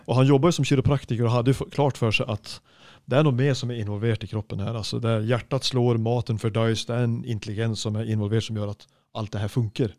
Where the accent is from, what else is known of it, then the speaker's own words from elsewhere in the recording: Sweden; moved away; jeg er svensk snekker